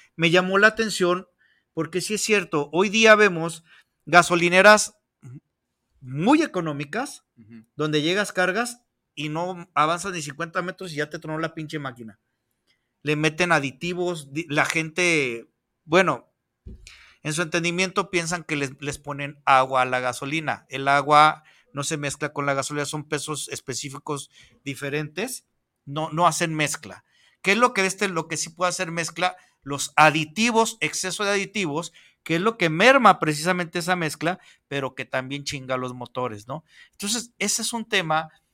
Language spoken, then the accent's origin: Spanish; Mexico; como buenos mexicanos